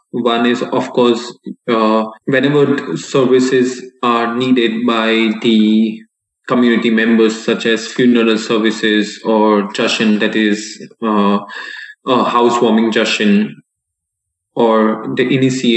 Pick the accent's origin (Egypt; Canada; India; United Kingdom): India; Mumbai, Maharashtra; moved away as an adult; also born or lived in Texas, United States; I had been to the boarding school since I was 7 years old